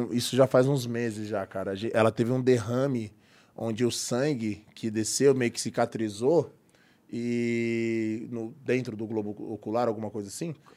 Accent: Baeta Neves, São Paulo, Brazil; now in São Caetano do Sul, Brazil; que ela está lá no Baeta, que é onde eu nasci. E eu estou em São Caetano, dá uma meia hora.

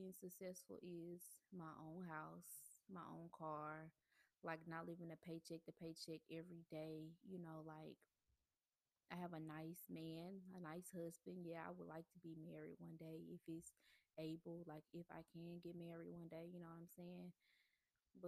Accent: Memphis, Tennessee, United States; moved away as an adult; also born or lived in Mississippi; I'm originally from Memphis

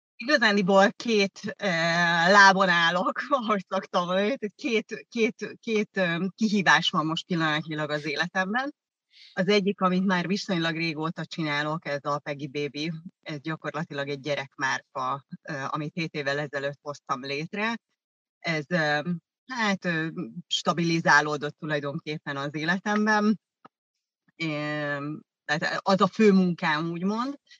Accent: Vác, Pest, Hungary; first language German; Hungarian is a second language; also born or lived in East Germany (GDR) / Veszprém, Hungary; mi Vácon jártunk együtt iskolába, ö, én gyakorlatilag akkor kerültem Vácra, mert hogy eredetileg, nem eredetileg, én Németországba születtem, német anyanyelvel

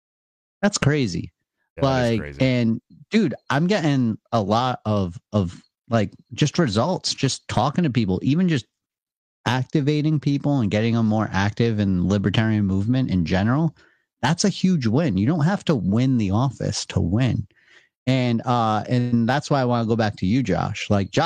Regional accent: Rhode Island, United States; because we're from Rhode Island, like Rhode Island's a pretty small place too.

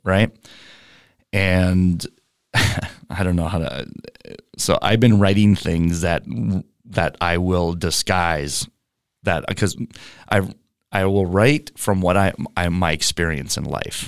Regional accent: Moorhead, Minnesota, United States; also born or lived in Seattle, Washington / Oregon / Australia; now in Los Angeles, United States; Moorhead, Minnesota. I'm a Minnesota farm boy. Well, small town, but grew up on a farm

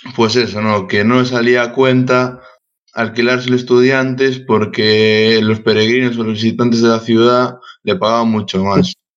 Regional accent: Santiago de Compostela, Galicia, Spain; yo que soy de Santiago

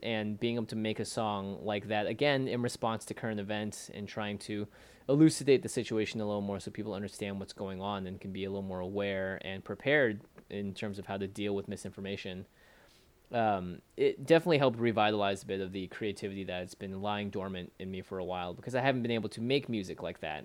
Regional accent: Seattle, Washington, United States; also born or lived in China (ancestry); now in Los Angeles, United States; I'm from Seattle, Washington originally

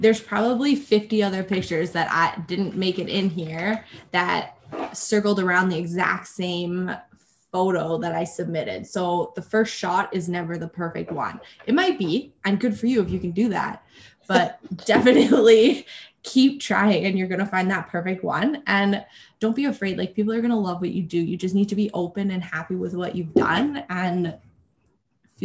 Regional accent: Red Deer, Alberta, Canada; I was born and raised in Red Deer. Lived here my whole life.

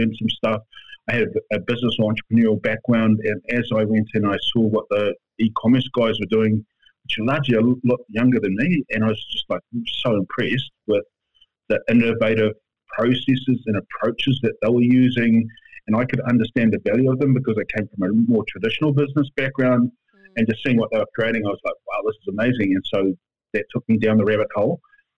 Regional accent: East Cape, North Island, Gisborne, New Zealand; moved away; also born or lived in Perth, Australia; I'm Ngāti Konohi from the East Cape of the North Island of New Zealand.

